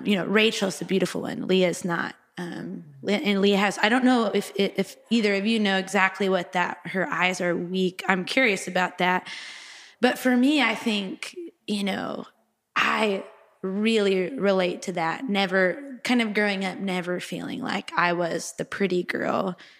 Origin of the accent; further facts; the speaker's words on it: Texas, United States; also born or lived in Raleigh, North Carolina; now in Nashville, United States; originally from Texas, that's where I grew up